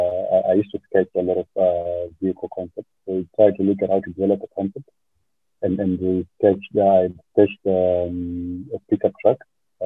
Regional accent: Zimbabwe; The company has its roots in Zimbabwe, because that's my home country. That's where I belong, really.

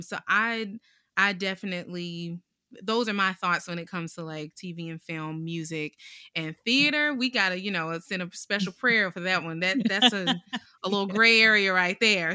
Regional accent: Durham, North Carolina, United States; born and raised in North Carolina, Durham specifically

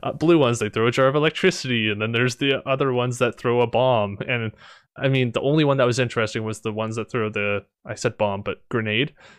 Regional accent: Canada; I'm Canadian

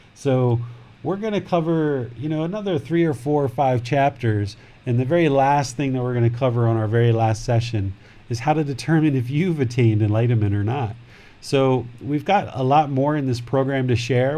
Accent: Maryland, United States; now in Thailand; I grew up right there

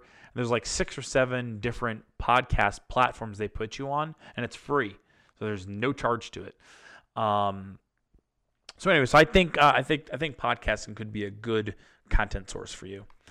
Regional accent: Massachusetts, United States; they're from my home state, home area

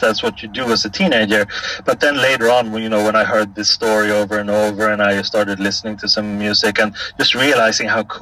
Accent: Stockholm, Stockholm County, Sweden; born or raised there

